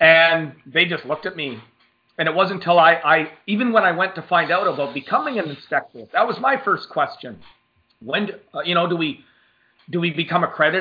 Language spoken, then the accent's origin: English; Canada; So being Canadian